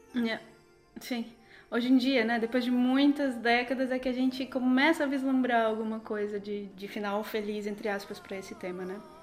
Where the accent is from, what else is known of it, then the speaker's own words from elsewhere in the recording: interior of São Paulo, Brazil; moved away; nasci no interior de São Paulo, e sendo do interior